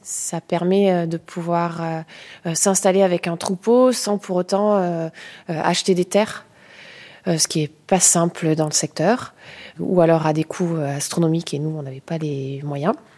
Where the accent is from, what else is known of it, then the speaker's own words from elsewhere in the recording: Carbon-Blanc, Nouvelle-Aquitaine, France; je suis de Gironde, j'ai grandi à Carbon-Blanc.